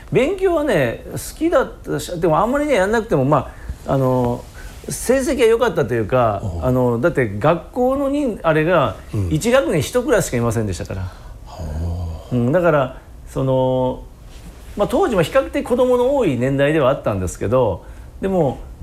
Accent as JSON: {"language": "Japanese", "area": "Shikoku", "region": "Kagawa", "country": "Japan", "tie": "born or raised there", "also_born_or_lived": "Tokyo", "moved": "as an adult", "said": "私はね四国の香川県の、まあ、旧大川郡三川町神崎、えー、脇自治会っていうところなんですけどめちゃめちゃ田舎です。"}